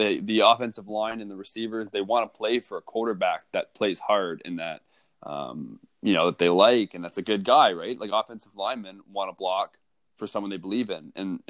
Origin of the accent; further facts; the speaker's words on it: Brockville, Ontario, Canada; because I was from Brockville and there's such a stigma in this small town